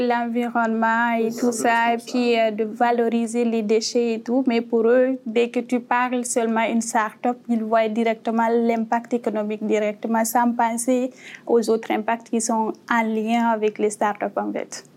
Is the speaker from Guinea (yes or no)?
yes; Guinea; moved away as an adult; also born or lived in Morocco; now in Canada; je viens de la guinée qu'on a créée en Afrique de l'Ouest